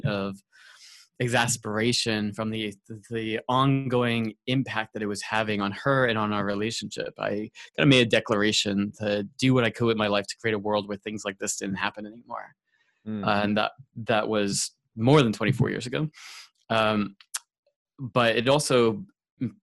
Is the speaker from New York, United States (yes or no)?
yes; Long Island, New York, United States; also born or lived in San Francisco, California / Los Angeles, California; now in San Diego, United States; I grew up on Long Island, New York, and I'm currently outside of San Diego, California.